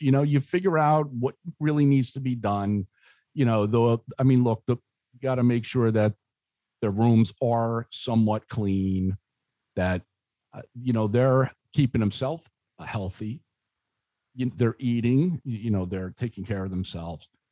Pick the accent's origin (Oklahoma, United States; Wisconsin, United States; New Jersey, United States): New Jersey, United States; Spotswood; I grew up in Spotswood